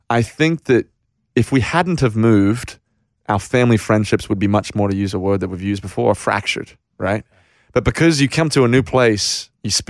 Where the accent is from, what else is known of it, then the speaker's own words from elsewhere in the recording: Australia; accent: Australian; my accent has been very compromised now, but very Australian.